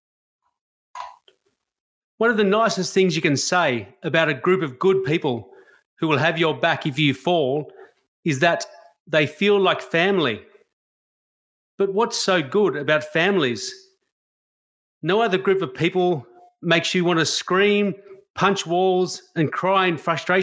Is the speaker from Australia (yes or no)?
yes; Australia; I love being an Australian.